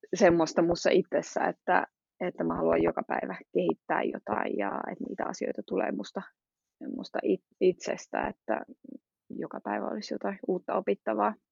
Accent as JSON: {"language": "Finnish", "country": "Finland", "also_born_or_lived": "Switzerland / England", "moved": "yes", "lives_now": "Belgium"}